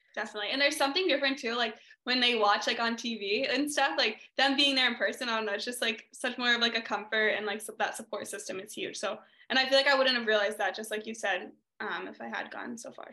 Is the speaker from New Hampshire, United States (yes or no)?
yes; New Hampshire, United States; now in California, United States; growing up in New Hampshire